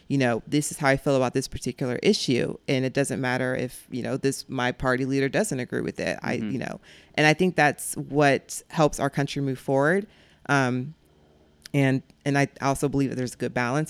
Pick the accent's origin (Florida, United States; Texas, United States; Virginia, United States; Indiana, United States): Florida, United States; Jacksonville; also born or lived in Clay County, Florida / Fleming Island, Florida; I grew up in Jacksonville for we moved to Clay County when I was 13